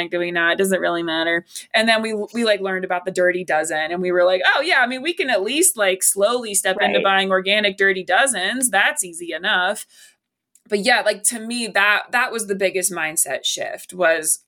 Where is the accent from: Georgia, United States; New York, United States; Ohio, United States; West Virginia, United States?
West Virginia, United States; I love my home state, but like, it's a meat and potatoes kind of state